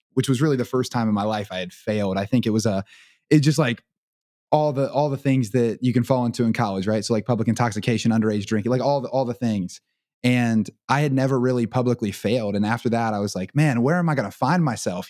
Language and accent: English; Portsmouth, Ohio, United States; I grew up in Portsmouth, which is two hours up the river from Cincinnati